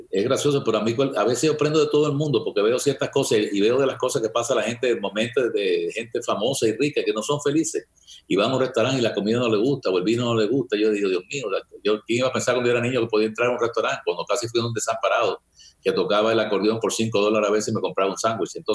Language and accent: Spanish; Cuba; now in United States; oye, yo tenía, cuando llegué de Cuba, yo no tenía un cinto, no tuve que durante un año.